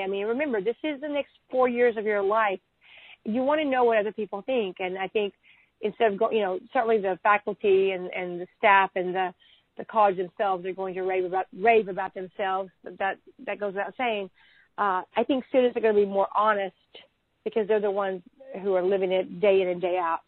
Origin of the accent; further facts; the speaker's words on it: Texas, United States; being a Texan